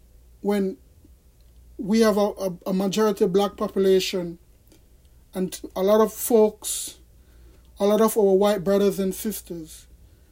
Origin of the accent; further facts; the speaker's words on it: Jamaica; now in United States; I am a Jamaican citizen. I was born in Jamaica, and I continue today, at this moment in 2020, to remain a Jamaican citizen